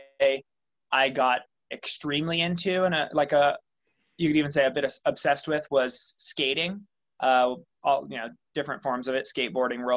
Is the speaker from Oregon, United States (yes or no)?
yes; Baker City, Oregon, United States; now in Bonanza, United States; I was born and raised in Baker City, Oregon, which is in northeastern Oregon